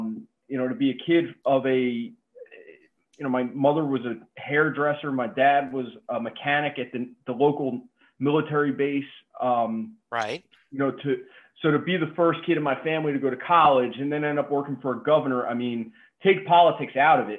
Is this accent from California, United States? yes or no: no; New Jersey, United States; I'm a Giants fan, born and raised in the Jersey Shore, Giants, Yankees, like that's what it is for me.